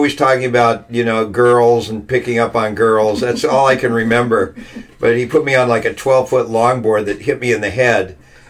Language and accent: English; California, United States; Southern California. Okay. I'm a fourth generation Californian, maybe fifth generation.